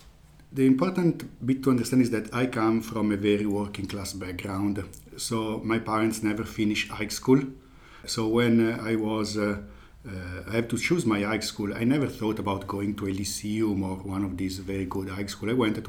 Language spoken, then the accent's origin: English; Lombardy, Italy; I am from a small village in the countryside of Bergamo. Bergamo is in Lombardy, so it's north of Italy, close to Milan.